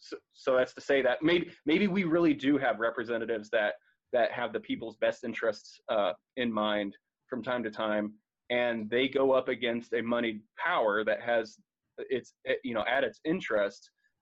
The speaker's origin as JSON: {"language": "English", "country": "United States"}